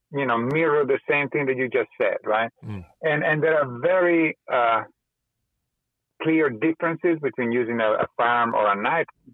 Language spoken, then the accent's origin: English; Italy; moved away; also born or lived in California; growing up in Italy and then moving to California